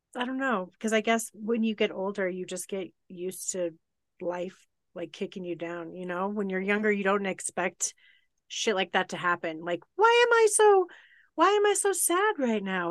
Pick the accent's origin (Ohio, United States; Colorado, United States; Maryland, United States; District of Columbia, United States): Colorado, United States; I grew up in Colorado